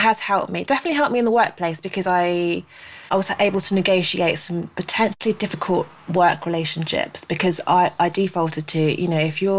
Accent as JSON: {"language": "English", "country": "United Kingdom", "tie": "born or raised there", "said": "my parents are Nigerian, so by default I'm Nigerian, but I was born in the UK. But I've never actually been"}